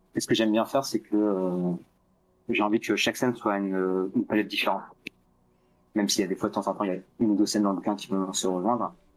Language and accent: French; France; un petit français